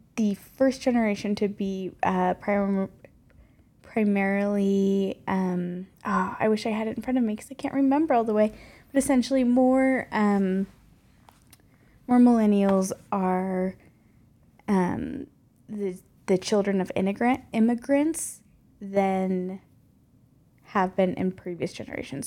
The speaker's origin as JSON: {"language": "English", "region": "North Carolina", "country": "United States", "tie": "born or raised there", "moved": "yes", "lives_now": "Mountain West, United States", "said": "I grew up in North Carolina as the oldest of four kids, and I currently live in the Mountain West with Chris."}